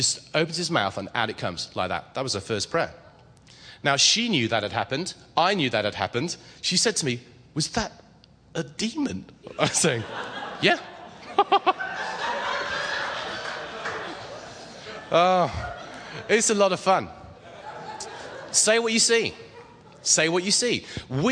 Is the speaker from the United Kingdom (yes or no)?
yes; England, United Kingdom; I'm English